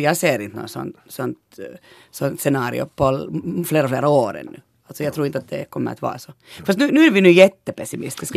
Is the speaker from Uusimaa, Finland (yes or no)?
yes; Eastern Uusimaa, Finland; vi är från Östnyland båda